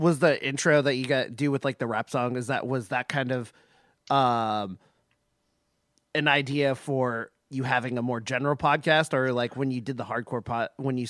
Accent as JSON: {"language": "English", "town": "Seattle", "region": "Washington", "country": "United States", "tie": "born or raised there", "said": "growing up in Seattle"}